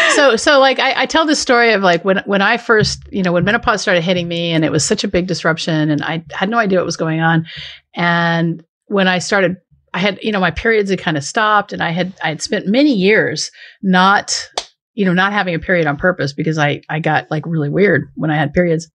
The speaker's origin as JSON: {"language": "English", "region": "southeastern Washington State", "country": "United States", "tie": "born or raised there", "moved": "yes", "said": "I grew up in southeastern Washington State"}